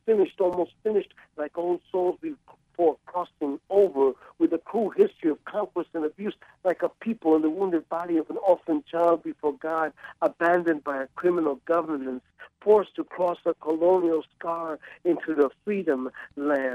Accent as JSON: {"language": "English", "town": "New York City", "region": "New York", "country": "United States", "tie": "born or raised there", "also_born_or_lived": "Ecuador / Jersey City", "moved": "as an adult", "lives_now": "New Orleans, United States", "said": "I grew up in New York City and in Jersey City"}